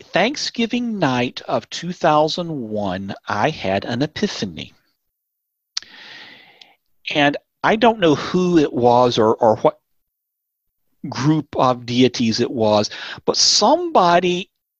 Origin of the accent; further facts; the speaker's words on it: Tennessee, United States; also born or lived in Indiana / Georgia; now in North Texas, United States; I grew up in Tennessee